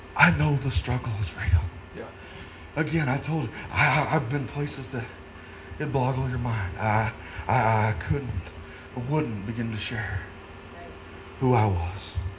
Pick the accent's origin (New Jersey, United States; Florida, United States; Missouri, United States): Missouri, United States; Naylor; growing up in Naylor, there in Missouri, at that church.